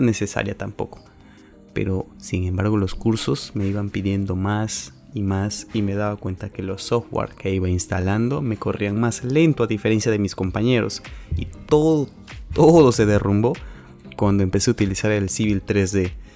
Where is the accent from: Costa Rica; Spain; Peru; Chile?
Peru; terminar la carrera en mi país, Perú